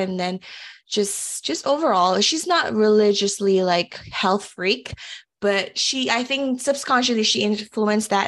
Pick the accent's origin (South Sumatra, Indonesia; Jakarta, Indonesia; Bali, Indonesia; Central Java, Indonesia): Central Java, Indonesia; Semarang; moved away as an adult; also born or lived in Mississippi, United States; now in United States; I was born actually in Mississippi, but, uh, one year old, I moved back to Indonesia. I grew up in a city called Semarang.